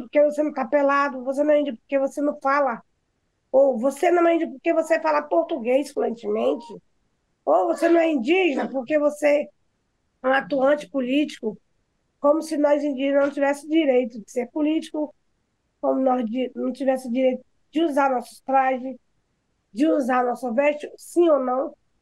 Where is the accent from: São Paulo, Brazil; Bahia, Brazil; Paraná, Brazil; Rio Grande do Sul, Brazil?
Bahia, Brazil; Pataxó village; aqui na minha aldeia